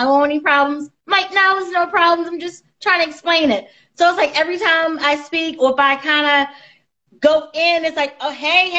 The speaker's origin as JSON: {"language": "English", "town": "Baltimore", "region": "Maryland", "country": "United States", "moved": "as an adult", "said": "she said I was from Baltimore"}